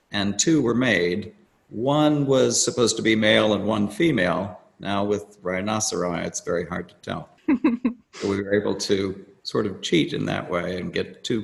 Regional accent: Washington, District of Columbia, United States; born there; now in Silver Spring, United States; I was born in Washington, D.C., and I now live and sculpt in Silver Spring.

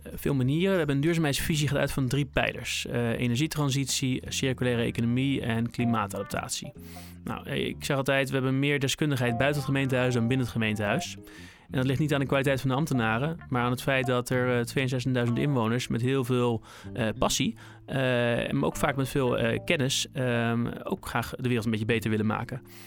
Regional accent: Rotterdam, South Holland, Netherlands; now in Berkel en Rodenrijs, Netherlands; Ik ben uh, Rotterdammer van geboorte, Hillegersberg eh, geboren

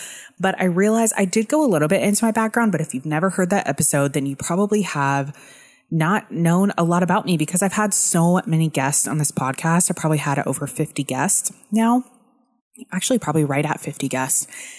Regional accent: Dallas, Texas, United States; also born or lived in Arlington / Irving; But I grew up in Dallas until I was 24, and that's actually when I met Renee, and I moved to Dallas. So I lived in Arlington up until I was like 23, and then I moved into an apartment by myself in Irving, Texas

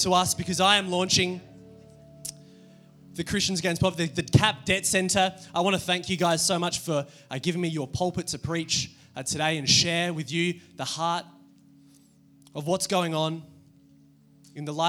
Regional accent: Adelaide, South Australia, Australia; I grew up here in Adelaide

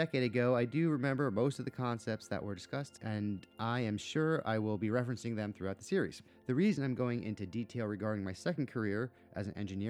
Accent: New Jersey, United States; moved away as an adult; also born or lived in Santa Fe, New Mexico / Los Angeles; I grew up in New Jersey

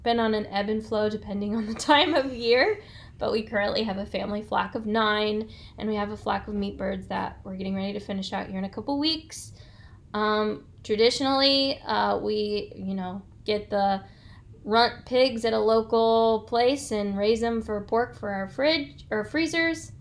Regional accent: Germantown Hills, Illinois, United States; I started in a bedroom town outside of Peoria, Germantown

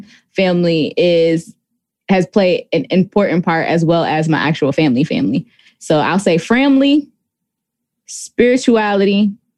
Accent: Buffalo, New York, United States; my hometown, because all of the football scenes were filmed at the Buffalo Bills facilities.

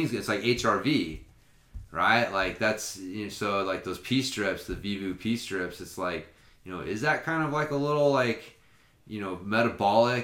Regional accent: Oklahoma, United States; I'm from Oklahoma

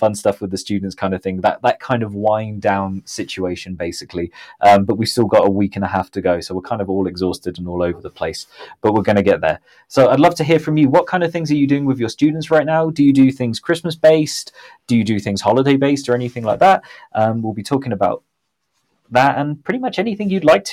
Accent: Southampton, South East England, United Kingdom; now in Mexico City, Mexico; my hometown of Southampton

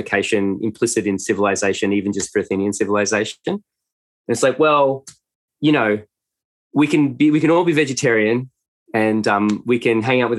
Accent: Australia; upper middle class white kids growing up in Australia

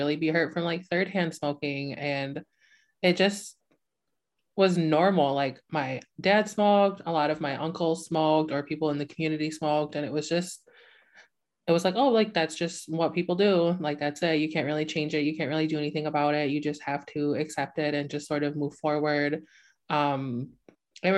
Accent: Hannahville Indian Community, Upper Peninsula of Michigan, United States; I come from the Hannahville Indian community in the Upper Peninsula of Michigan

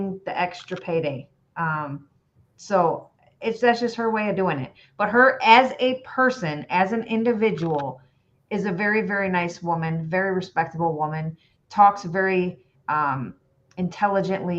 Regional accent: Illinois, United States; I am from Illinois.

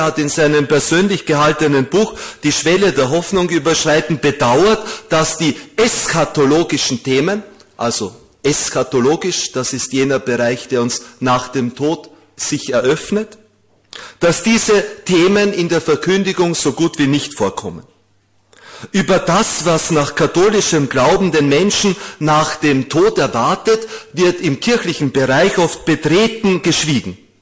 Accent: Vienna, Austria; In Wien, wir Wiener, ich bin ein gebürtiger Wiener

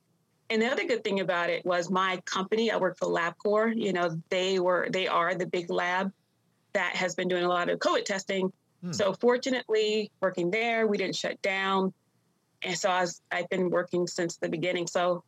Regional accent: Washington, District of Columbia, United States; born there; also born or lived in Long Island, New York; I grew up, I was born in Washington, D.C. My parents, they had two girls at the time, and I came along. They were living in D.C. And then a few years after that, they moved to New York, to Long Island, New York

